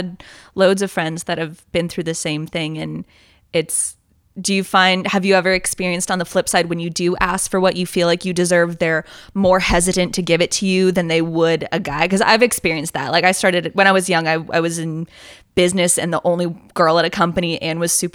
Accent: Bay Area, California, United States; I'm from Bay Area, California

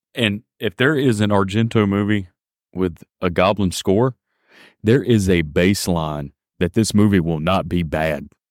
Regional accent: Mississippi, United States; accent: deep southern drawl; moved away as an adult; now in Sweden; I'm an American, I'm from Mississippi.

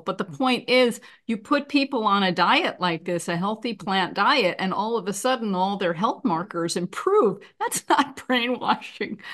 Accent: New York, United States; I'm from New York

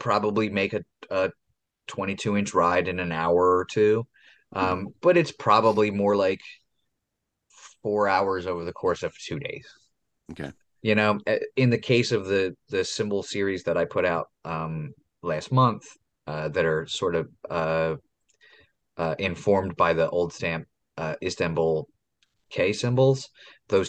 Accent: Philadelphia, Pennsylvania, United States; I'm an idiot from Philadelphia.

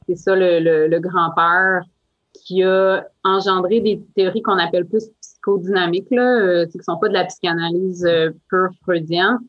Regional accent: Outaouais, Quebec, Canada; moved away; ma région d'origine, en Outaouais

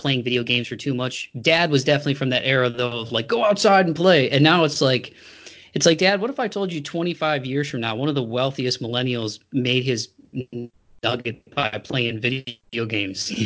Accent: Toledo, Ohio, United States; moved away as an adult; now in Tennessee, United States; the house that I grew up in over on Second Year in Toledo

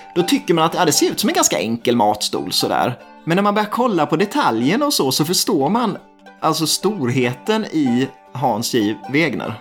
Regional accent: Småland, Sweden; som smålänning

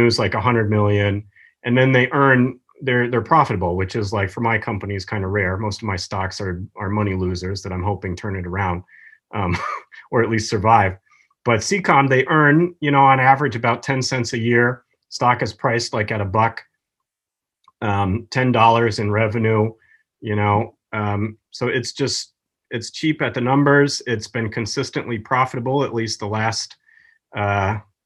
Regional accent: Wisconsin, United States; I grew up in Wisconsin

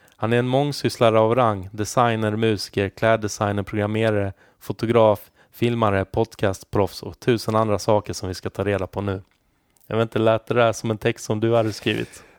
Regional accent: Halmstad, Halland County, Sweden; vi bodde ju närmare Danmark, eftersom jag är från Halmstad.

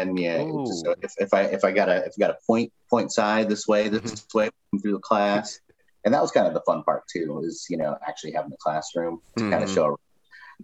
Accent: Missouri, United States; moved away as an adult; also born or lived in Chicago / Kansas City; I moved out of my home state of Missouri

